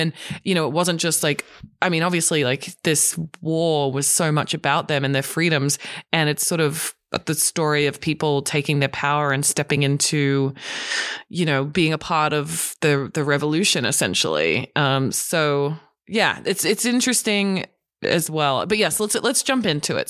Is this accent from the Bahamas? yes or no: no; Australia; now in Los Angeles, United States; being an Australian